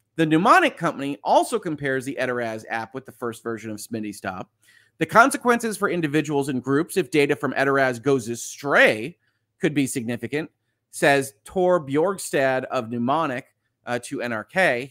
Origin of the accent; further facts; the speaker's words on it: United States; as an American